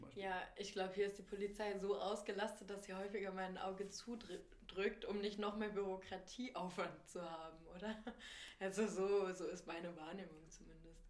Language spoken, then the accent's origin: German; Lower Saxony, Germany; now in Berlin, Germany; ich komme ja auch aus Niedersachsen, aus einer Kleinstadt